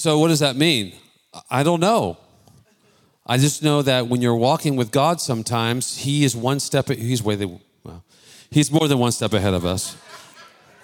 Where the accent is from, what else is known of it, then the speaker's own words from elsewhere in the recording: Bay Area, California, United States; I'm born and raised in the Bay Area, not Texas